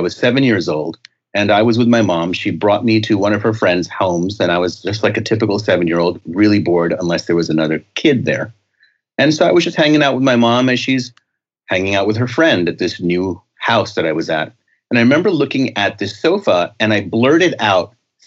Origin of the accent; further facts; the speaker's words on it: New York, United States; I was a very sensitive young boy growing up in the Bronx in New York.